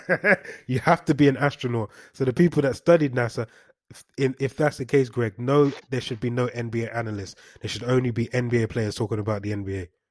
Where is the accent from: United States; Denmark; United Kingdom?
United Kingdom; London; I'm not from any hood. I'm from Highbury Hills